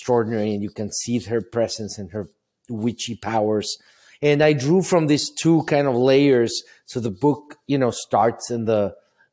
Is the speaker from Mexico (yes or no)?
yes; Mexico City, Mexico; moved away as an adult; now in United States; I grew up in Mexico City, not with a lot of money